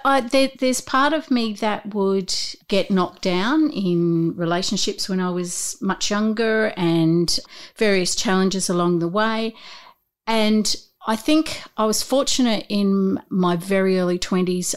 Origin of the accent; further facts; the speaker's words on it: Newcastle, New South Wales, Australia; I grew up in Newcastle